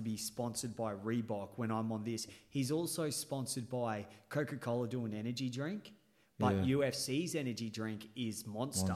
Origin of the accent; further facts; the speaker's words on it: Australia; I'm Australian